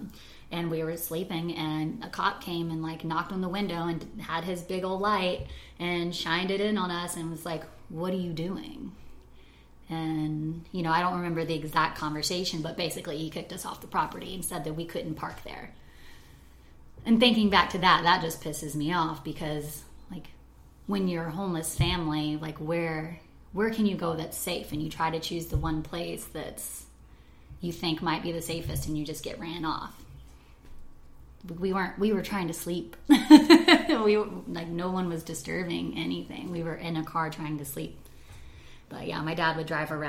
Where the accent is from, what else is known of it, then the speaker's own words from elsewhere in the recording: Atlanta, Georgia, United States; also born or lived in Marietta, Georgia; I was born in Atlanta, or just like slightly outside of Atlanta, in Kennistone Hospital, which is Marietta, Georgia